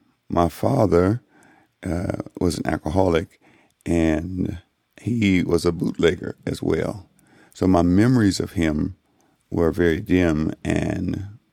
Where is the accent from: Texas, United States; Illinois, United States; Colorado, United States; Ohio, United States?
Illinois, United States; Chicago; I was born here in Chicago. Whee! 66 years ago.